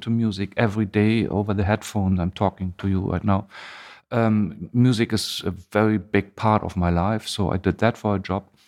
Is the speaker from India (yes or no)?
no; East Germany, Germany; English is a second language; now in Hamburg, Germany; I grew up in Germany, but in the eastern part, in East Germany.